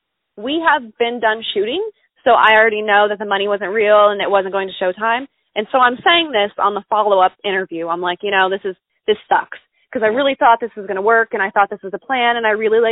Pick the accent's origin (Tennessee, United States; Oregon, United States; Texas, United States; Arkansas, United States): Texas, United States; bad at being a Texan, actually. Yeah, I know I'm really bad at it.